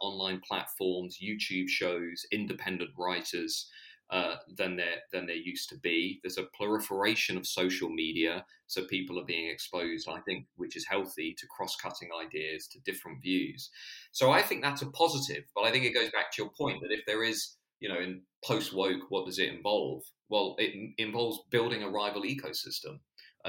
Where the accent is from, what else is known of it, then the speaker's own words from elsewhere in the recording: Hertfordshire, East of England, United Kingdom; also born or lived in London; where I grew up in Hertfordshire